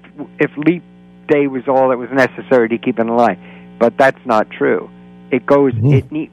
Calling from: Florida, United States; and I'm calling from Florida.

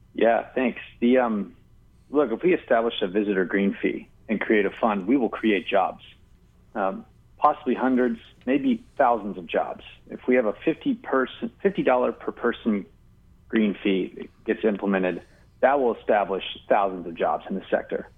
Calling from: Honolulu, Hawaii, United States; I'm calling in from Manoa

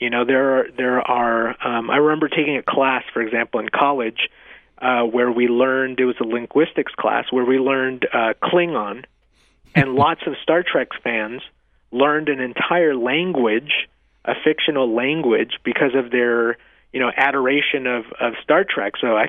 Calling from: Nevada, United States; your state of Utah, I'm calling from Nevada, another similar state

